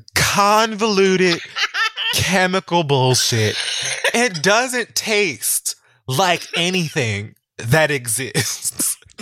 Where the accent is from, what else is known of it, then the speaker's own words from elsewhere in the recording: Miami, Florida, United States; I'm from Miami